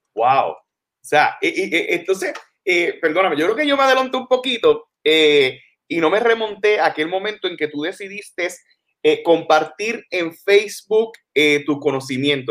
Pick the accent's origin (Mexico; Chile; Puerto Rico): Puerto Rico; San Germán; yo San Germán